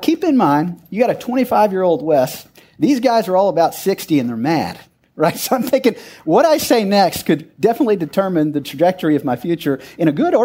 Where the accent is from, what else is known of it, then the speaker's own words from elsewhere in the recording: Odessa, Texas, United States; I grew up in Odessa, where we didn't even have drinking water you could drink out of the faucet